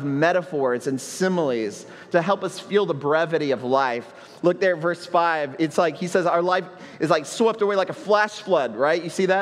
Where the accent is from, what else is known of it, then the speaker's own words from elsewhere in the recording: Houston, Texas, United States; now in Puerto Rico; I grew up in Houston